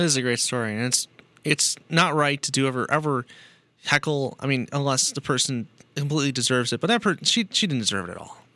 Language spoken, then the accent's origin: English; United States; I'm American